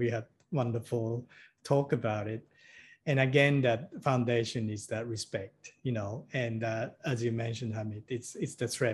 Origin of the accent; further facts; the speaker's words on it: Tokyo, Japan; moved away; I grew up in Tokyo, you know, in Japan